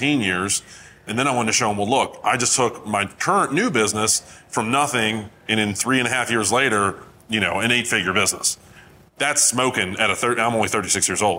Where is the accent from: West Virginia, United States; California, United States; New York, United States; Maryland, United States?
Maryland, United States; I'm from Maryland.